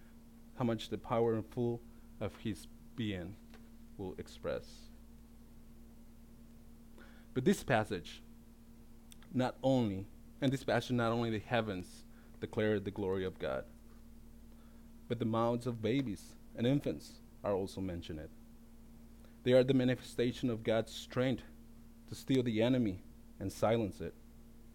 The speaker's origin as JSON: {"language": "English", "region": "Baja California", "country": "Mexico", "tie": "born or raised there", "moved": "yes", "lives_now": "United States"}